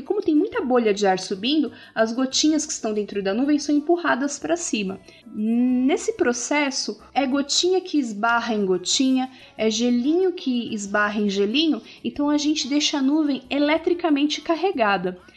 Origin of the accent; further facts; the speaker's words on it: Curitiba, Paraná, Brazil; tenho 8 anos, eu sou de Curitiba